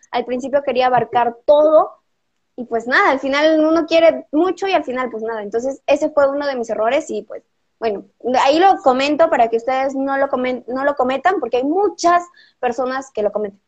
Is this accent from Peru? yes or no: yes; Peru; tengo ya 17 años, soy de Perú